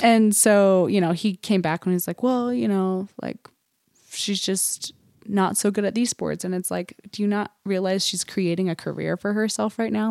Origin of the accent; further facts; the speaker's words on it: Huntsville, Utah, United States; we grew up in Huntsville.